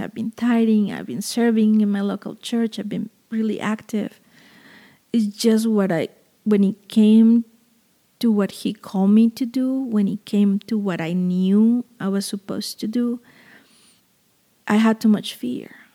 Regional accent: Veracruz, Mexico; moved away; my hometown, which is Veracruz in southern Mexico

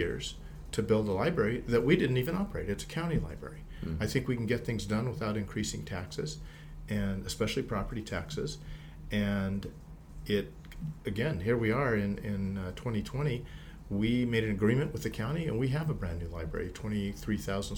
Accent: Whittier, California, United States; now in Diamond Bar, United States; I grew up in Whittier.

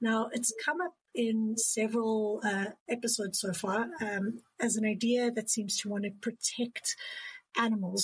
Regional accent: South Africa; I'm from South Africa

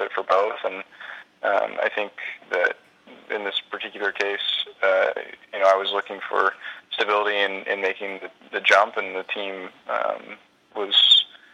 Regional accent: United States; I'm still American

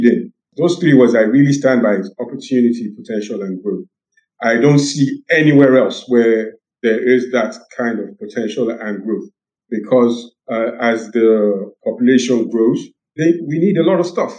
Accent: Nigeria; also born or lived in United Kingdom; I grew up in the West and in Nigeria. And my formative years were in the UK. Then my teenage years were in Nigeria.

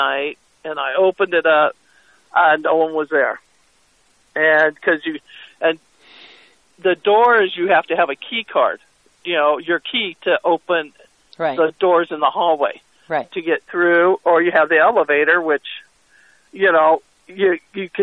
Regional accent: California, United States; moved away as an adult; now in Verde Valley, United States; I'm from California

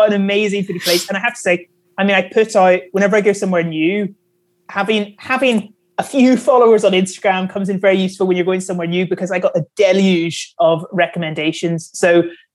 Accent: Northern Ireland, United Kingdom; I'm from Northern Ireland

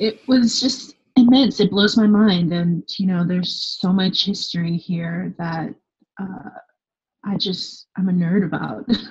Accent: Los Angeles, California, United States; moved away as an adult; now in Paris, France; I say Los Angeles

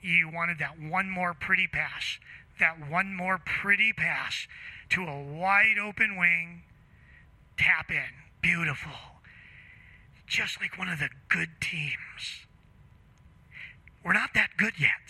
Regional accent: Chicago, Illinois, United States; I grew up playing hockey in Chicago

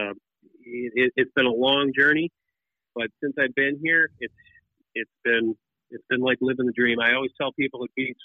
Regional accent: Wisconsin, United States; I grew up in Wisconsin, you know, upper Midwest

